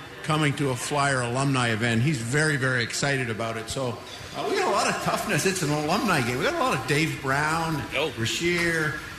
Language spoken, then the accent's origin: English; London, Ontario, Canada; moved away; Craigie McTavish and I grew up together in London, Ontario.